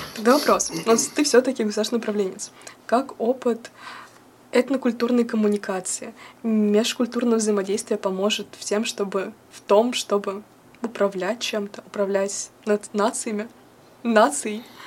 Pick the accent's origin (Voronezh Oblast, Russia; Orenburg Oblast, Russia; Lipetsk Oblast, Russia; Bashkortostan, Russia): Voronezh Oblast, Russia; Voronezh; moved away as an adult; now in Moscow, Russia; я приехала из Воронежа